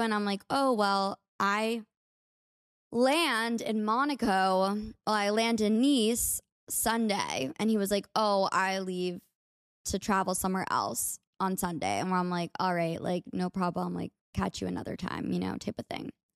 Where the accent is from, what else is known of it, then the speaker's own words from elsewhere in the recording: United States; accent: American; my American accent